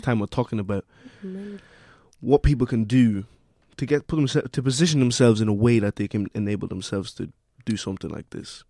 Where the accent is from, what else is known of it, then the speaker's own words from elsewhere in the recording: Ireland; we have somebody now in Ireland, in our own country